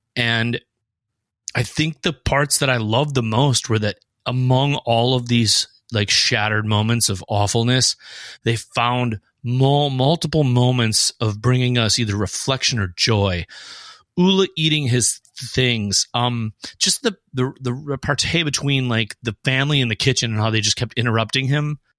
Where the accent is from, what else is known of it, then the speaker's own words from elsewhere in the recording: Fargo, North Dakota, United States; we are from Fargo